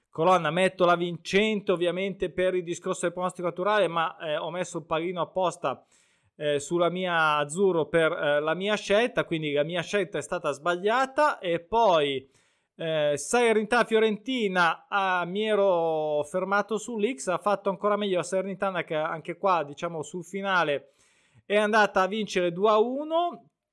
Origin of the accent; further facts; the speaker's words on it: Lake Como, Lombardy, Italy; oltre a essere il mio lago, quindi in un certo senso, anche se sono di Rimpettai, dell'altro ramo